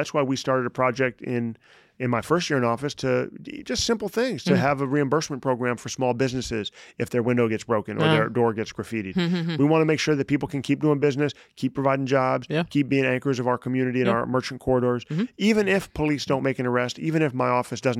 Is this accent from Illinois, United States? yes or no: yes; Chicago, Illinois, United States; also born or lived in New York; We moved to Chicago, and I was there for first grade through high school.